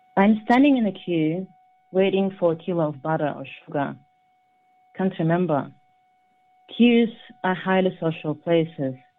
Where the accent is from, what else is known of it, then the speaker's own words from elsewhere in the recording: Kazakhstan; I was born in Kazakhstan, which was part of Soviet Union, I was only eight, so I experienced that crisis